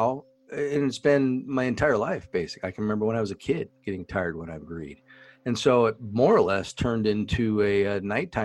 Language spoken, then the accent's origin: English; Indianapolis, Indiana, United States; we're from Indianapolis